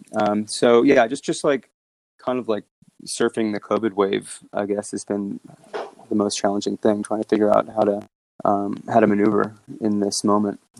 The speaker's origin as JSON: {"language": "English", "town": "New York City", "region": "New York", "country": "United States", "tie": "born or raised there", "also_born_or_lived": "Sydney, Australia", "said": "I grew up in New York."}